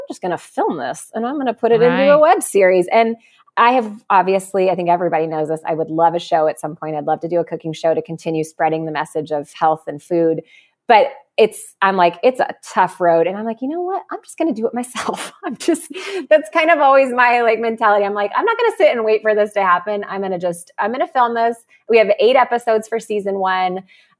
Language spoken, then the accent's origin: English; California, United States; And I'm from California, and apparently we're rude here.